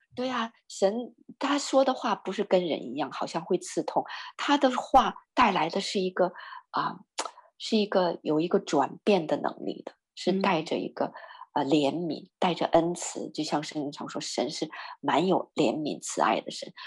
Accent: northern Chinese, northern China, China; moved away; 我是北方人

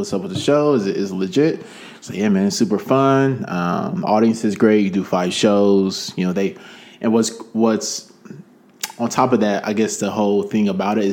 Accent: Nigeria; I'm Nigerian myself

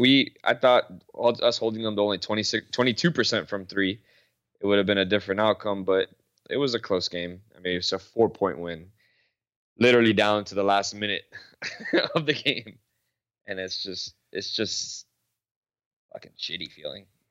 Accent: Florida, United States; we're from Florida

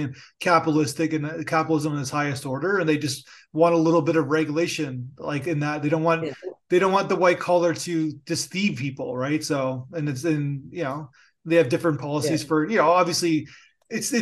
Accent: Canada; I'm Canadian

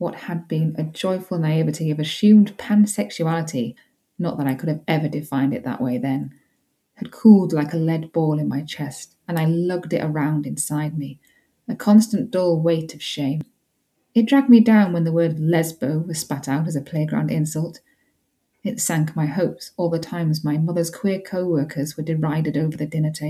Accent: Yorkshire and the Humber, United Kingdom; I grew up in West Yorkshire

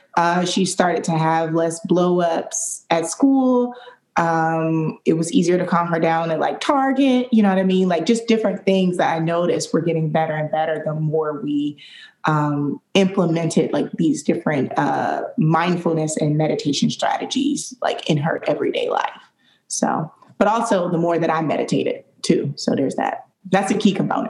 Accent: Detroit, Michigan, United States; now in Jacksonville, United States; I grew up in Detroit, Michigan

